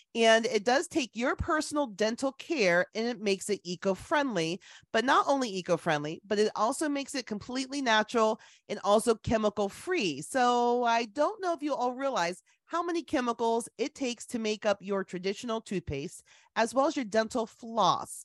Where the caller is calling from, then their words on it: Columbus, Ohio, United States; I'm calling from today, Columbus, Ohio